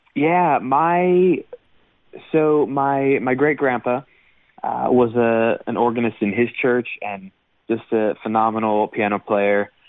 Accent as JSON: {"language": "English", "region": "Michigan", "country": "United States", "tie": "born or raised there", "also_born_or_lived": "Iowa City, Iowa / Pittsburgh, Pennsylvania / Indiana", "moved": "as an adult", "lives_now": "Nashville, United States", "said": "then to Michigan uh, for uh, for you know most of my formative years"}